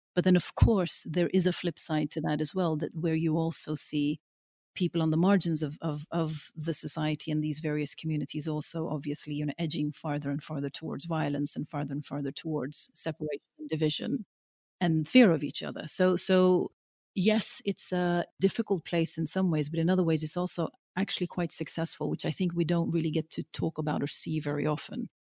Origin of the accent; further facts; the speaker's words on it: Norway; moved away as an adult; now in London, United Kingdom; growing up in Norway, I always felt like, you know, this strange sort of dark child in, in the sea of the blonde and the blue-eyed